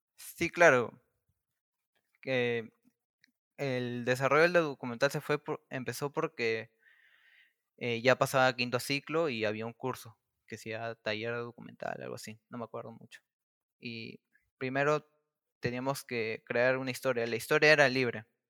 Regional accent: Lima, Peru; Yo soy del distrito de Caraballo. Caraballo queda, eh, queda en la capital de Lima, al pero queda por la parte norte.

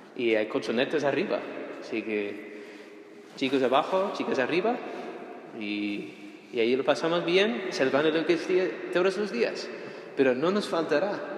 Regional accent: United States; moved away; also born or lived in Rome, Italy / Spain; siendo ciudadano estadounidense

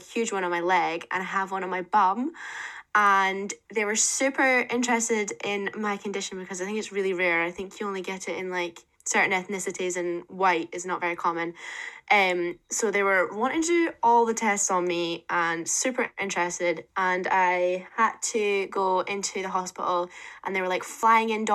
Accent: Dundee, Scotland, United Kingdom; moved away as an adult; also born or lived in Aberdeen; I was from Dundee

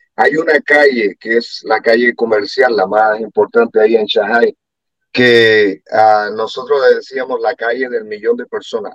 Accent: Cuba; moved away; yo vengo de un país donde existe eso, así que me ha tocado, aquellos que, no saben que soy cubano, ah, me ha tocado vivir una cosa así donde no tienes ah, la libertad

